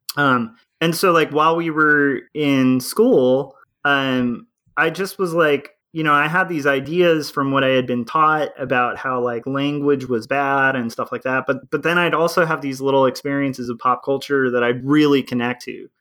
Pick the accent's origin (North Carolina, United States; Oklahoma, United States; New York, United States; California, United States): California, United States; also born or lived in Tarzana, California / Texas; I was born in Tarzana, California, and then we moved from there to um, Texas